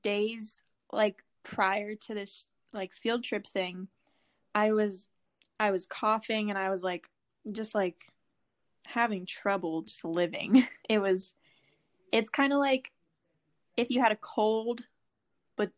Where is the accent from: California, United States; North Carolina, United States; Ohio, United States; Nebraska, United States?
North Carolina, United States; Charlotte; I'm a junior in high school and I'm from Charlotte, North Carolina